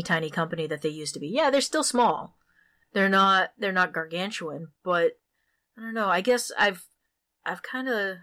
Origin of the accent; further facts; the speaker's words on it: Maine, United States; I'm from Maine, where L.L. Bean used to have their factories